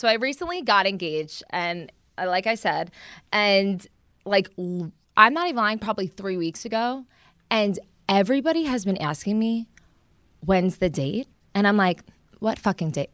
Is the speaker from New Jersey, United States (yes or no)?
yes; New Jersey, United States; moved away; also born or lived in Florida; I'm from Jersey